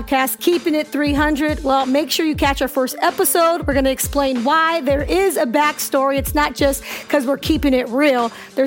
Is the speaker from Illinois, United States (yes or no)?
no; San Jose, California, United States; we both were born and raised in the Bay Area, San Jose to be exact